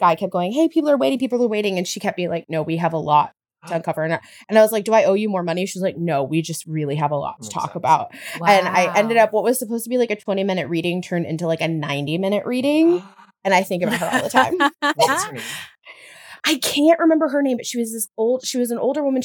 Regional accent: the Bible Belt, United States; I grew up in the Bible Belt

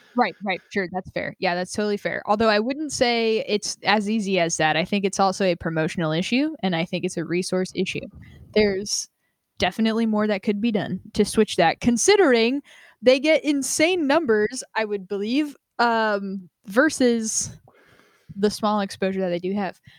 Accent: Vermont, United States; moved away; I was born in Vermont, my family lives there, my mom and sister live there now

